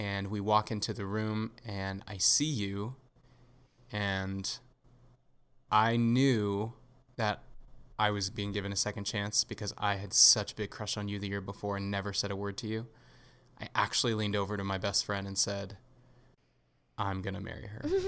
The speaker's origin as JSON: {"language": "English", "region": "Southern California", "country": "United States", "tie": "born or raised there", "said": "I grew up in Southern California"}